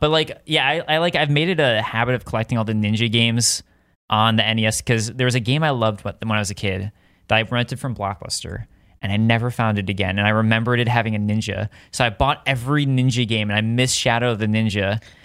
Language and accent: English; Deerfield, Illinois, United States; moved away; I grew up in Chicago